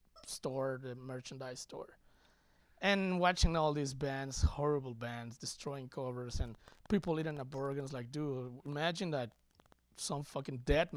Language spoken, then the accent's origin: English; Mexico; now in United States; coming from Mexico